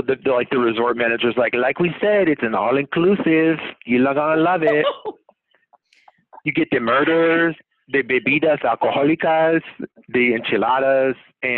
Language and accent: English; Texas, United States; as a Texan